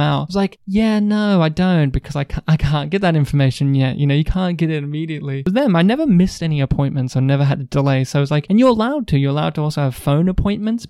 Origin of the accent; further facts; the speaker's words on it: New South Wales, Australia; moved away; my home state in New South Wales